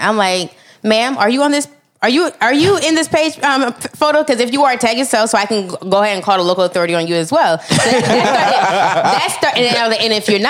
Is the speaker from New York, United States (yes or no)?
yes; New York, United States; because my thing is, I'm from New York.